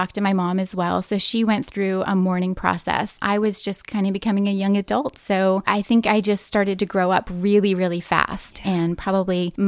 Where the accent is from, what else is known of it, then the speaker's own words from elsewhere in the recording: West Point, New York, United States; I spent so much time in nature in my early childhood. We grew up in West Point, New York